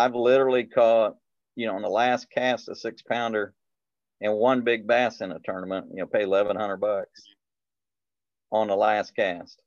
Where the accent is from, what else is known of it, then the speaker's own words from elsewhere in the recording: Indiana, United States; I come from Indiana